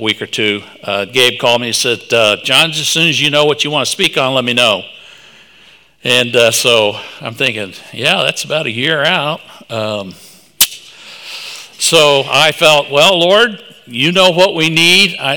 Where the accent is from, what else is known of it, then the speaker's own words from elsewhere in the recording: Tulsa, Oklahoma, United States; moved away; I am originally from Tulsa, Oklahoma